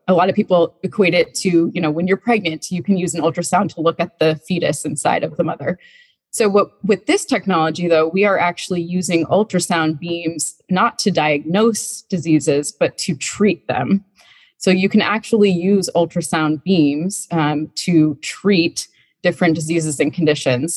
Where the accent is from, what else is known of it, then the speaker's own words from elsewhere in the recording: Vermont, United States; moved away as an adult; now in Charlottesville, United States; I grew up in Vermont